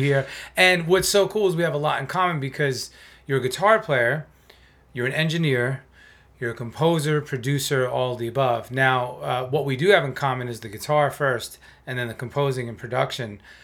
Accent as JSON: {"language": "English", "region": "South Florida", "country": "United States", "tie": "born or raised there", "also_born_or_lived": "New York", "said": "a community college in South Florida where I was growing up at the time. I'm from New York originally."}